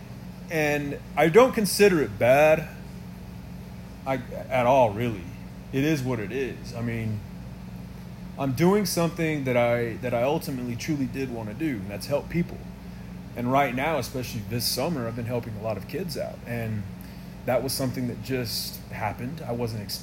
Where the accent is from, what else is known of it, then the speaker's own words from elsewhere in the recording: Hobbs, New Mexico, United States; now in Lubbock, United States; one of my hometown teams, the Hobbs Eagles